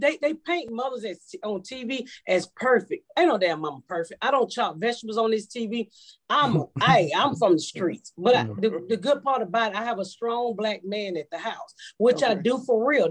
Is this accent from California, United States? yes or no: no; Atlanta, Georgia, United States; accent: Georgia accent; moved away as an adult; also born or lived in Indianapolis; I'm from Georgia. I'm from Atlanta.